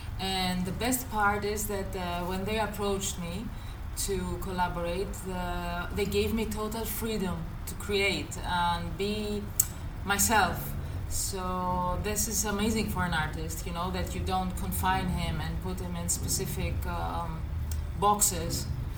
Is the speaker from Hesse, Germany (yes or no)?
no; Nuremberg, Bavaria, Germany; born there; I was born in Nuremberg, I don't know how it's pronounced correctly in English.